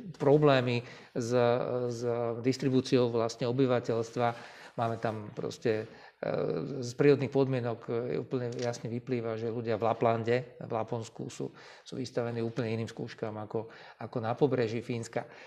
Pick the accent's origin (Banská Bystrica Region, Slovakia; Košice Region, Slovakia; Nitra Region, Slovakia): Košice Region, Slovakia; Košice; Ja sám som Košičan, ktorý vyrastal proste v stredne veľkom meste